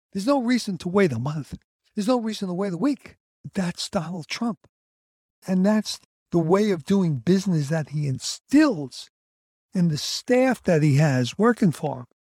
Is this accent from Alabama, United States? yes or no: no; New York City, New York, United States; Growing up in the fifties in Brooklyn, New York, in Coney Island